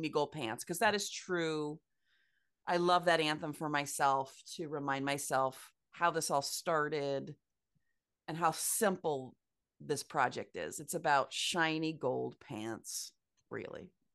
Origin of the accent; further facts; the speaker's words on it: Ames, Iowa, United States; I was born and raised in Ames, Iowa, very Midwestern college town